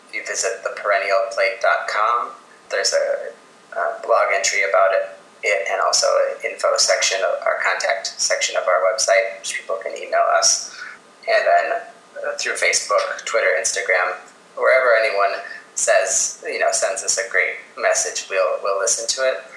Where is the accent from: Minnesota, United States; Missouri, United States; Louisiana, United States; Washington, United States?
Minnesota, United States; also born or lived in New York City; my home state of Minnesota.